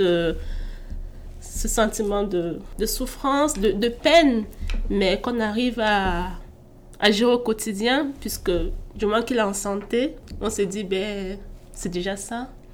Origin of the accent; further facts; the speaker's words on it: Bordeaux, Nouvelle-Aquitaine, France; moved away as an adult; also born or lived in Cameroon; now in Quebec, Canada; je suis euh, née au Cameroun et j'ai grandi en France à Bordeaux.